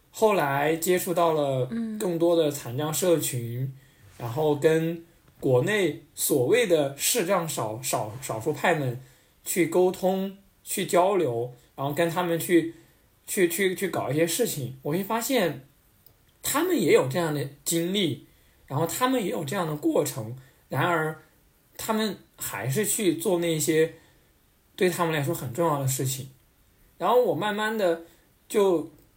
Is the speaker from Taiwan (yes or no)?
no; mountainous area of northern Sichuan, China; 我们老家是在四，四川北部的山区